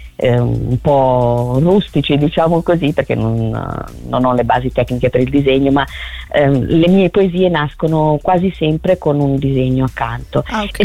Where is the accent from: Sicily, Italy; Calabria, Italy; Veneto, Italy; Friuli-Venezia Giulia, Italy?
Sicily, Italy; province of Palermo; moved away as an adult; now in Lombardy, Italy; sono originaria de, della Sicilia, della okay. provincia di Palermo.